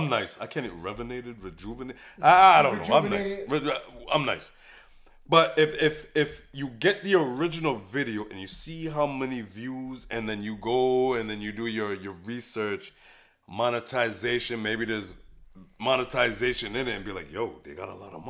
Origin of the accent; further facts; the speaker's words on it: Framingham, Massachusetts, United States; also born or lived in Boston / Bronx, New York; I grew up in Framingham